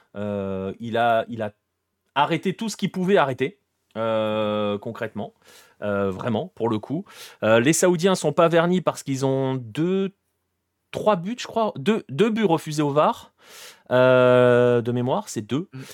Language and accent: French; France; on est français